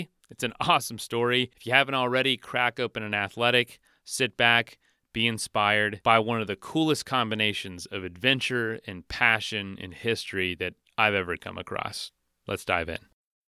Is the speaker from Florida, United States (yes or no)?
yes; Florida, United States; I'm from Florida.